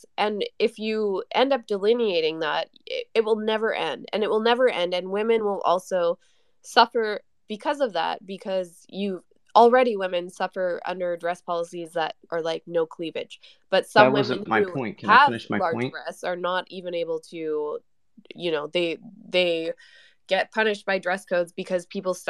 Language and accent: English; Canada; I'm Canadian. I'm talking from a Canadian perspective